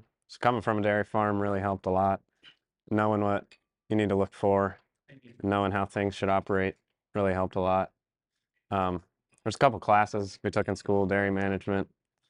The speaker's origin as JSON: {"language": "English", "region": "Maryland", "country": "United States", "said": "I'm actually from the Eastern Shore of Maryland."}